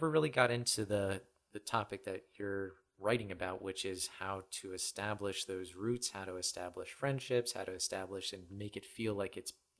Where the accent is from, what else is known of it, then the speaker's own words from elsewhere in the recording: Florida, United States; also born or lived in North Carolina / Pennsylvania; My dad was in the Navy. So, you know, I grew up in Florida for a time, then North Carolina, and then finally made my way to Pennsylvania.